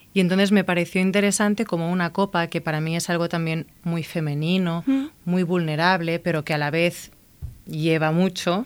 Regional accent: Igualada, Catalonia, Spain; moved away as an adult; also born or lived in Barcelona / New York; now in Madrid, Spain; yo soy de Igualada

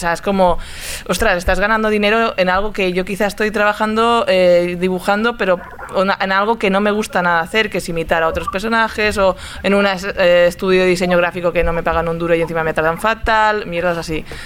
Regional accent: Barcelona, Catalonia, Spain; yo vengo de Sarria

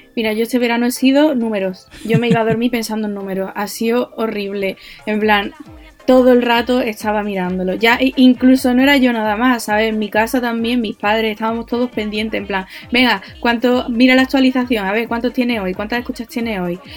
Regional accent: Andalusia, Spain; yo soy de donde soy, mi Andalucía va primero

